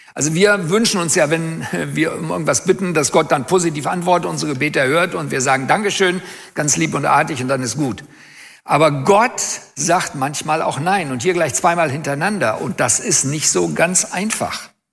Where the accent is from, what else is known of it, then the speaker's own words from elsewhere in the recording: Germany; Als Deutsche